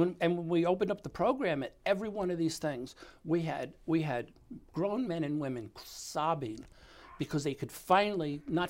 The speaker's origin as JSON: {"language": "English", "region": "New York", "country": "United States", "said": "They didn't even want me to tell them that I was from New York."}